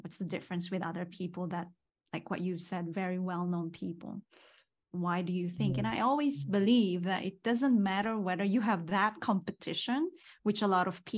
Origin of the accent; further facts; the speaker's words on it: Philippines; moved away; I came from Philippines